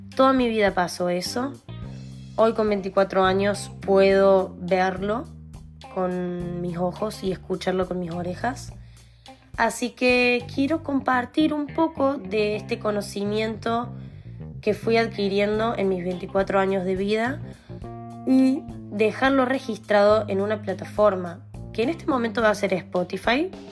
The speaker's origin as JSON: {"language": "Spanish", "country": "Argentina", "moved": "yes", "said": "En este momento soy nómade, pero soy de Argentina. Me considero argentina al 100%"}